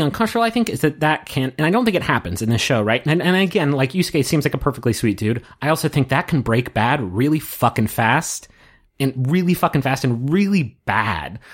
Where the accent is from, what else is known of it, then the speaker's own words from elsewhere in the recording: United States; I'm an American dude watching them in, uh, America